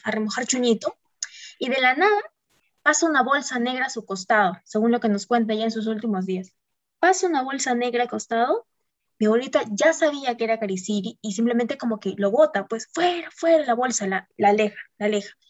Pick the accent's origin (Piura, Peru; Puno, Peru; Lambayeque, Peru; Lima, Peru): Puno, Peru; moved away; me iba a mi tierra, mi rico puno